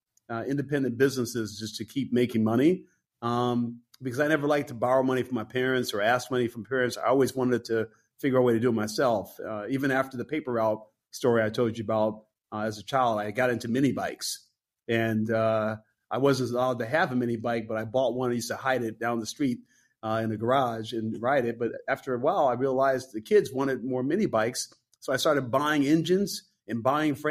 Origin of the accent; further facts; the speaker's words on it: Detroit, Michigan, United States; moved away as an adult; also born or lived in San Francisco; Detroit, my hometown